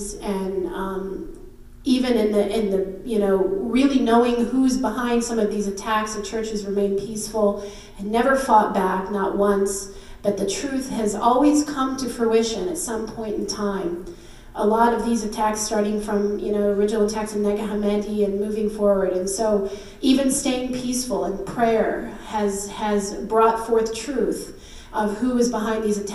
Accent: United States; I'm born and raised in the U.S.

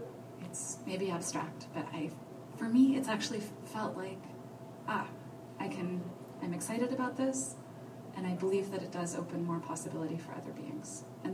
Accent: Colorado, United States; born there; also born or lived in Nova Scotia, Canada; I was born in Colorado and then moved to Canada, to Nova Scotia, and then back to the U.S.

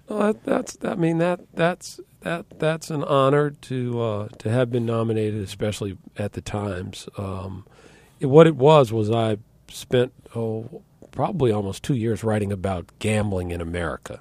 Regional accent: Washington, District of Columbia, United States; also born or lived in Oxford / New York area; now in New York, United States; I'm originally from Washington and, uh, the Washington area, I should say, born and raised in D C

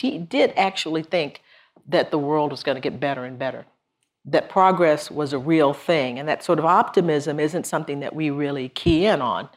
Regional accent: Texas, United States; my home state

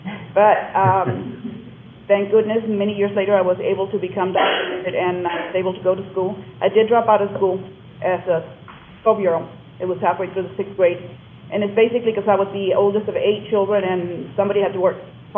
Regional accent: Plant City, Florida, United States; growing up in Plant City, it was just let me be on the playing field.

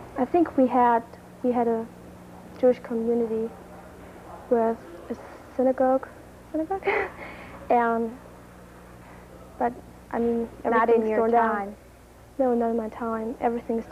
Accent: Germany; I'm from Germany, and I'm 17 years old. I live in a village of 3,000 or 4,000 people.

